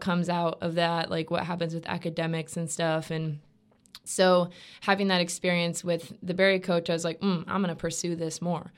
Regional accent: Stuart, Florida, United States; also born or lived in North Georgia; I'm from Stuart, Florida, um, which is about three hours south of Gainesville

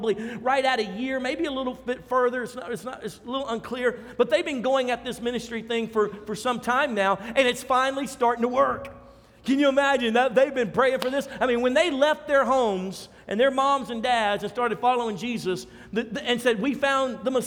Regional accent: Louisiana, United States; We're from Louisiana

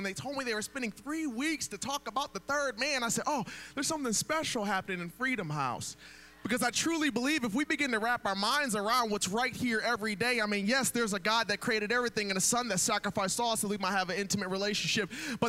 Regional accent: Atlanta, Georgia, United States; Hello, y'all. I didn't even say my name. I'm from Atlanta.

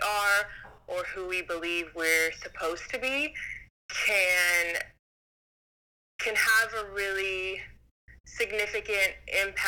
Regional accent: United States; also born or lived in Greece; I grew up in the United States

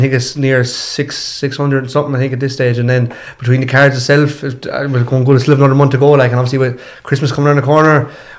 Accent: Ireland; now in Limerick, Ireland; I'm from Tipperary.

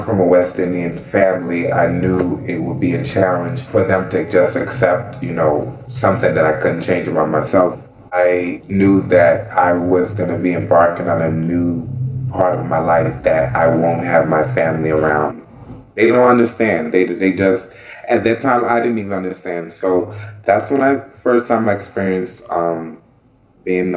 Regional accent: Freeport, Grand Bahama, Bahamas; also born or lived in Paterson, New Jersey; now in Brooklyn, United States; I'm originally from the Bahamas. I was born in Freeport, Grand Bahama, and I moved to the United States with my mom in 96.

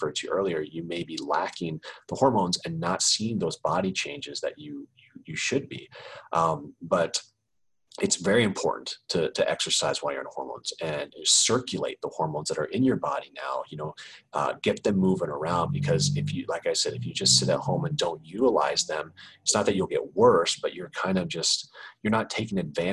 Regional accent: Kansas City, Missouri, United States; moved away as an adult; also born or lived in Chicago; now in Los Angeles, United States; I grew up in Kansas City

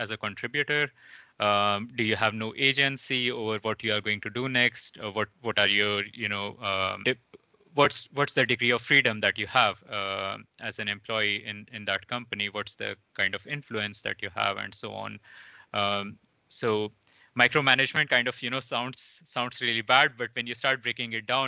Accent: India; moved away; Originally, I'm from India, coming from a really small town

